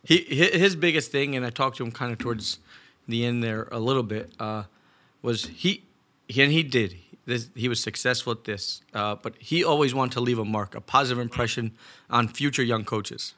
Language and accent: English; Northeast, United States; we're both from the Northeast